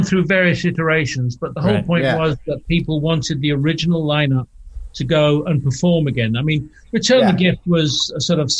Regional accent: England, United Kingdom; Growing up in England

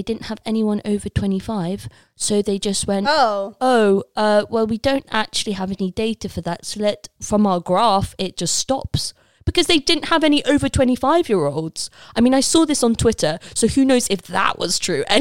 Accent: Leicester, East Midlands, United Kingdom; I'm from Leicester

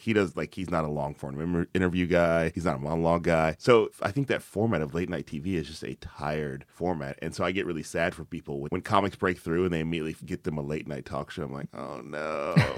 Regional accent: the South, United States; now in Oakland, United States; I'm from the South.

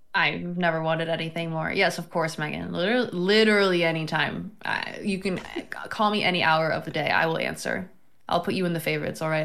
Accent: Florida, United States; moved away; also born or lived in New York; I'm from Florida

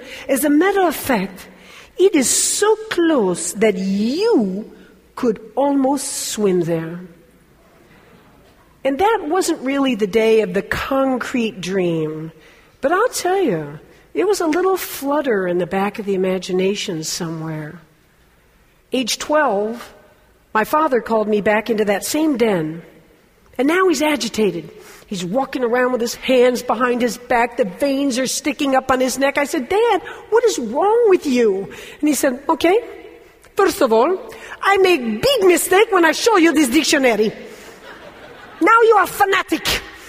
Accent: Fort Lauderdale, Florida, United States; thousands of Cubans flooded into my hometown, Fort Lauderdale, Florida.

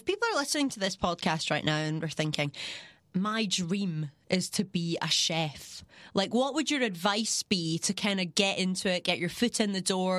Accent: Scotland, United Kingdom; because I'm Scottish

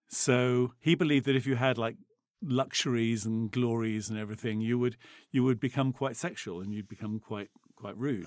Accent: England, United Kingdom; we're English

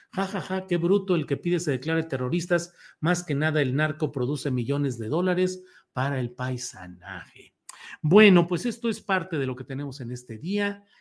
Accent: Mexico; yo creo que como mexicanos no deberíamos

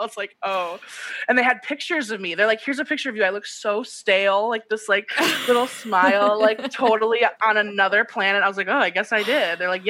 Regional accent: United States; I'm just American.

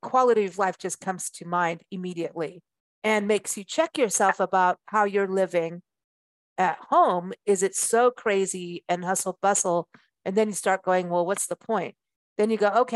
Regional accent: South Africa; moved away; also born or lived in Port Elizabeth; I grew up in South Africa and windsurfing was a big deal in Port Elizabeth, where I lived at one point

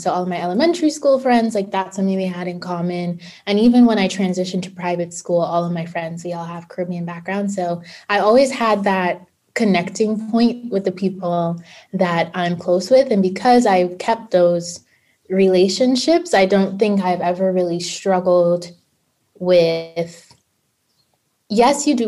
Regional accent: New York City, New York, United States; I'm from Brooklyn, New York, and I transitioned from a public school to a private school at the age of 12.

